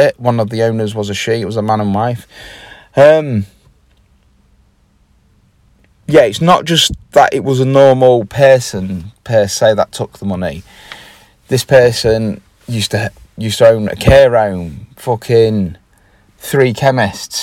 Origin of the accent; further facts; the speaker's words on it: Grimsby, Yorkshire and the Humber, United Kingdom; I am from Grimsby